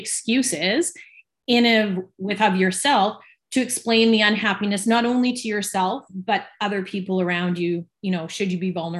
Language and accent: English; Victoria, British Columbia, Canada; I was born and raised in Victoria, BC, and I've lived here my whole life.